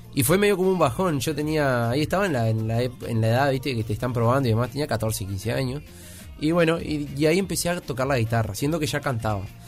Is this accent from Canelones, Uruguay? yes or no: yes; San Ramón, Canelones, Uruguay; also born or lived in Montevideo; en San Ramón, en mi pueblo allá